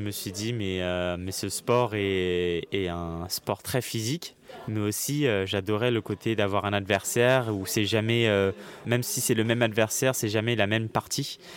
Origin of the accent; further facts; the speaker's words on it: New York, United States; Du coup, j'ai grandi aux États-Unis à New York.